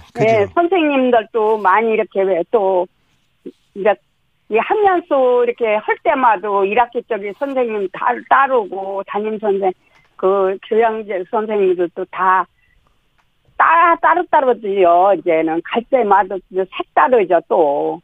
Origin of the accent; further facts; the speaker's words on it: South Chungcheong, South Korea; now in Seoul, South Korea; 충청도에서 자랐잖아요